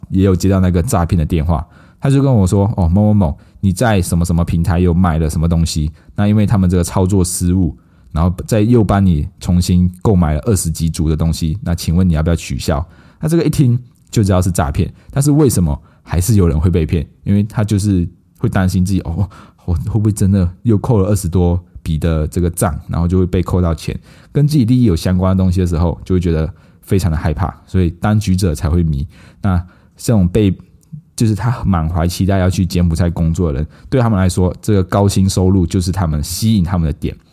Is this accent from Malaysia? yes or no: yes; Malaysia; now in Taiwan; 我们马来西亚人